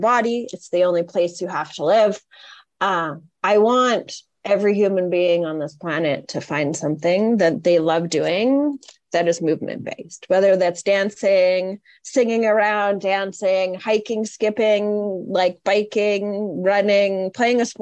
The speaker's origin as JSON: {"language": "English", "country": "Canada", "tie": "born or raised there", "said": "I grew up in Canada"}